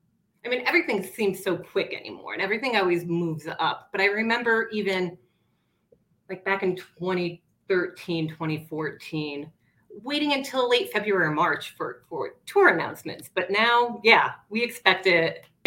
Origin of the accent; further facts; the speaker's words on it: outside of Scranton, Northeastern Pennsylvania, United States; now in Colorado, United States; I grew up about 10 minutes outside of Scranton.